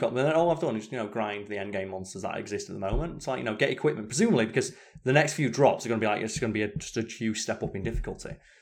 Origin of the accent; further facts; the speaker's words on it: United Kingdom; I'm British